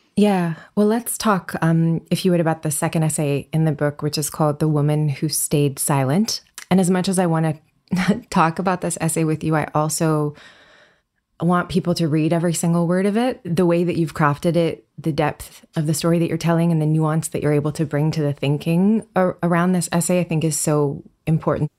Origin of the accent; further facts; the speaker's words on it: Canada; I grew up in Canada